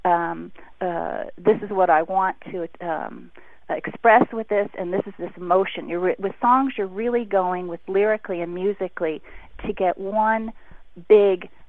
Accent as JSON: {"language": "English", "town": "Beverly Hills", "region": "California", "country": "United States", "tie": "born or raised there", "said": "I grew up in Beverly Hills"}